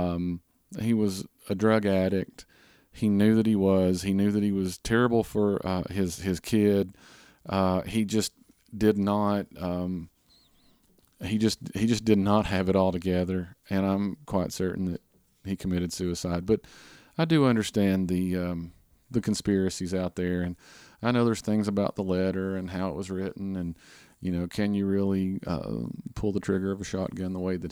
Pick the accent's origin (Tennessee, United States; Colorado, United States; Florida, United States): Tennessee, United States; Appalachia, Northeast; I grew up here in Northeast Tennessee in the mountains of Appalachia